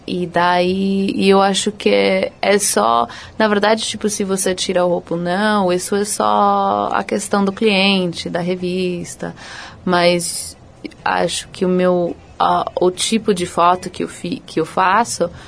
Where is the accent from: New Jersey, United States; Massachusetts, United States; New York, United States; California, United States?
California, United States; Los Angeles; Eu nasci e fui criada nos Estados Unidos, em, em Los Angeles.